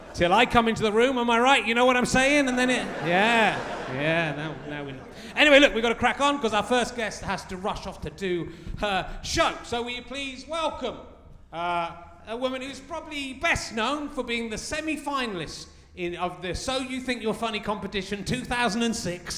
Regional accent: Pocklington, Yorkshire and the Humber, United Kingdom; I'm a Yorkshireman as well

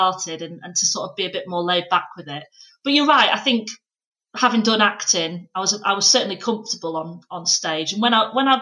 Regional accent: Pannal, Yorkshire and the Humber, United Kingdom

